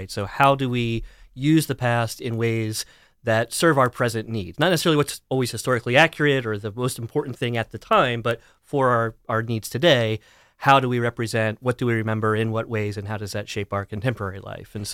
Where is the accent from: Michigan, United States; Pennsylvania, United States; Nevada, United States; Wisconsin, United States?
Pennsylvania, United States; also born or lived in Dallas, Texas; I grew up uh, mostly in elementary school down towards Lancaster County in Pennsylvania. I had middle school stint in Dallas, Texas area, and then uh, most of high school in western Pennsylvania, sort of near Clarion